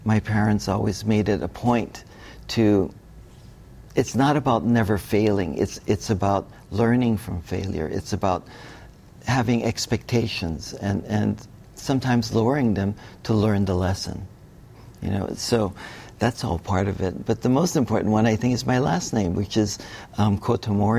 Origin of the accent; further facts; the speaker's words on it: Hawaii, United States; also born or lived in Bali; growing up in Hawaii